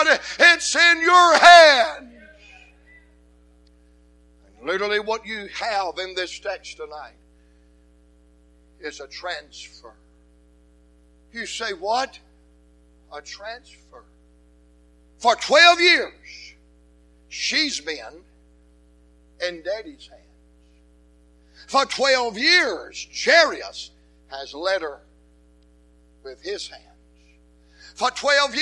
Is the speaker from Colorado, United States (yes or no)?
no; Atlanta, Georgia, United States; I'm from Atlanta